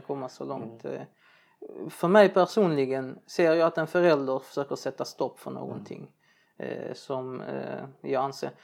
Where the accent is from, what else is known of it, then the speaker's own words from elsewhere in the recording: Sweden; Jag är från Libanon, arab min fru från Turkiet eller har turkiskt ursprung. Men vi är båda uppväxta här i ett svenskt samhälle